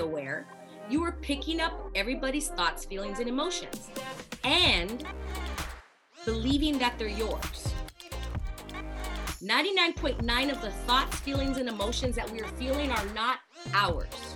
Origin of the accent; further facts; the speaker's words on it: Los Angeles, California, United States; born and raised in Los Angeles.